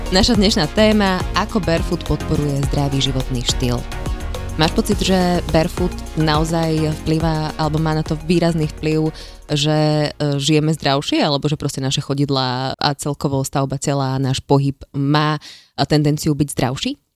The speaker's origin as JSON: {"language": "Slovak", "town": "Žilina", "region": "Žilina Region", "country": "Slovakia", "said": "Všetci sme zo Žiliny"}